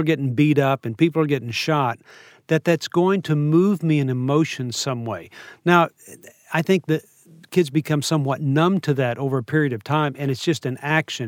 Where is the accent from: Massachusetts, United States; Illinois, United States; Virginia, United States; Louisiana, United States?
Louisiana, United States; New Orleans; I grew up in New Orleans